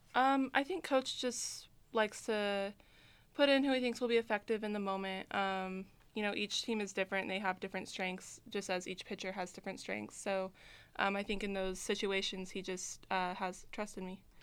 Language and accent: English; Reno, Nevada, United States; I grew up in Reno